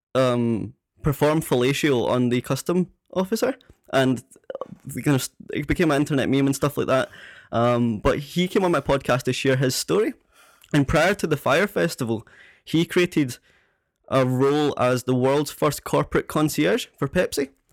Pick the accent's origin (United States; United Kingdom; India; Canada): United Kingdom; Prestwick, Scotland; live in Prestwick on the West Coast